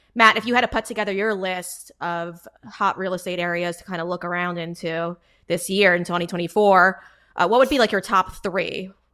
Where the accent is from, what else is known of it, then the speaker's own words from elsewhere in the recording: New York, United States; I'm I'm a New Yorker.